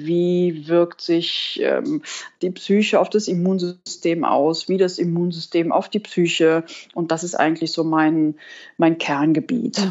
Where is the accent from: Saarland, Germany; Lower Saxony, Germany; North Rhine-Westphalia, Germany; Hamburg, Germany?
North Rhine-Westphalia, Germany; Cologne; Ich äh, bin wohnhaft in Köln und ich komme auch aus Köln